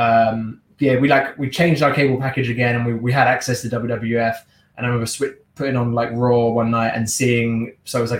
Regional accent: England, United Kingdom; also born or lived in Washington, D.C.; now in Los Angeles, United States; I grew up in England.

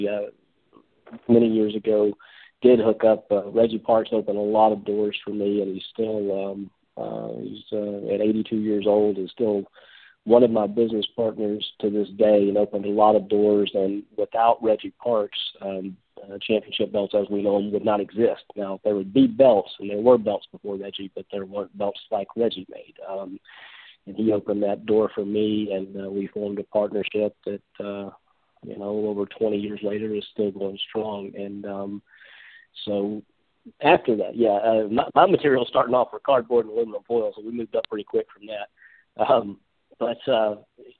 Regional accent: Memphis, Tennessee, United States; I grew up just outside of Memphis, Tennessee, so kind of one of the hotbeds in the country for wrestling

